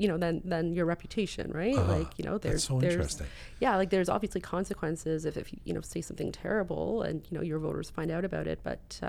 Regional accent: Canada; I mean, as a Canadian, I grew up in a constitutional monarchy.

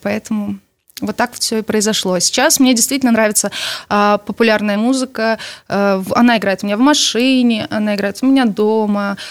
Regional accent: Belarus; мы действительно из Беларуси

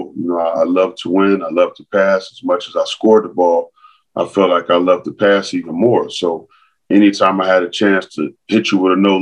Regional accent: Los Angeles, California, United States; growing up in San Pedro

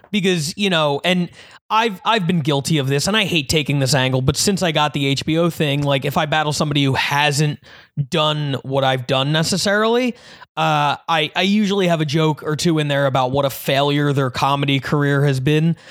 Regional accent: New Jersey, United States; in New Jersey, which is where I was born

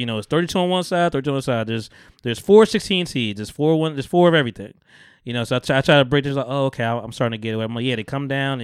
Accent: Bogota, New Jersey, United States; also born or lived in Camden, New Jersey; I'm from Bogota

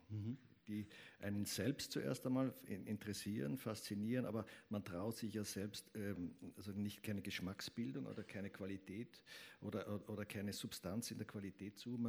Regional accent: Graz, Styria, Austria; In, in, in, dem Haus, wo ich groß geworden bin, in Graz, in der Wilhelm-Rabe-Gasse, ist ein Literat, äh, ist anscheinend ein Komet drüber geflogen, weil in dem Haus wurden drei Leute Künstler.

